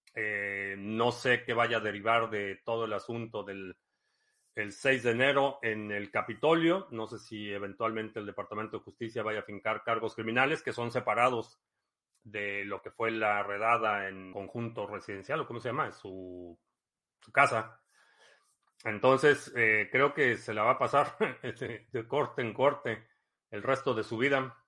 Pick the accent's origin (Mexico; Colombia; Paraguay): Mexico; Ciudad Satélite, State of Mexico; moved away; also born or lived in Club de Golf La Hacienda, State of Mexico / Cuautitlán Izcalli; viví en satélite eh, los primeros siete Siete años de mi vida viví en satélite